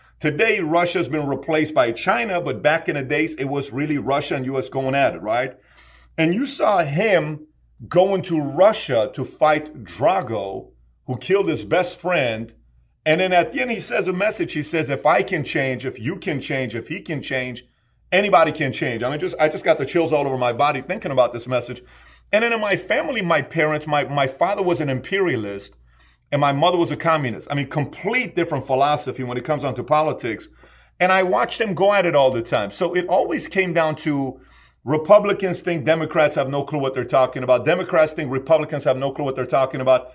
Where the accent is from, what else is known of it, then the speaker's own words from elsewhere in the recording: Iran; I was born in Iran